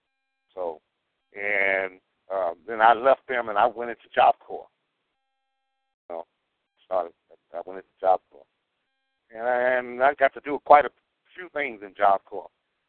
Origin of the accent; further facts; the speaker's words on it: Arkansas, United States; also born or lived in Illinois / Kansas; Well, between Arkansas, Chicago, and Kansas. And then I spent some time in D.C. and in California.